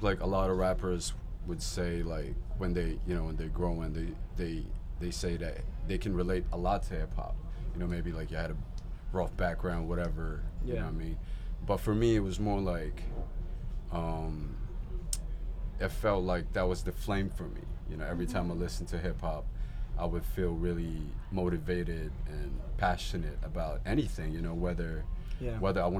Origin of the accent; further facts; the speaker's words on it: Hong Kong; I lived in a lot of places in Hong Kong. Like, I moved around a lot with my family